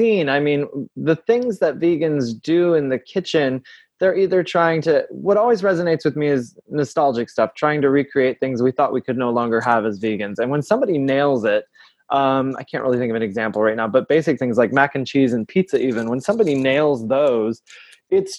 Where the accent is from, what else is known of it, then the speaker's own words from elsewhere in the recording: Saginaw, Michigan, United States; I'm from Saginaw, Michigan